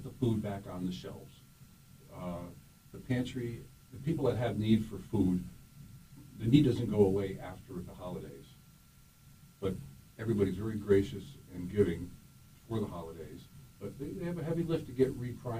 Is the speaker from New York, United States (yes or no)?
yes; Rotterdam, New York, United States; I grew up in Rotterdam, Schenectady County